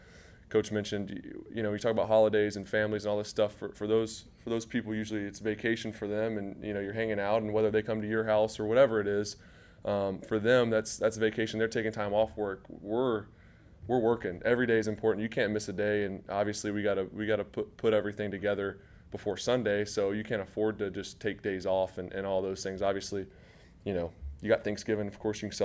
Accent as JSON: {"language": "English", "region": "Georgia", "country": "United States", "tie": "born or raised there", "moved": "as an adult", "lives_now": "Jacksonville, United States", "said": "growing up in Georgia"}